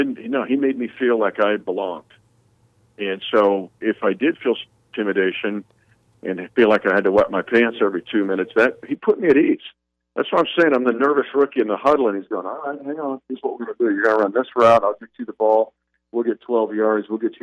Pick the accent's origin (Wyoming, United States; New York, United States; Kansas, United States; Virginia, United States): Kansas, United States; Smith County; my personal story was growing up in Smith County near the Kansas-Nebraska border.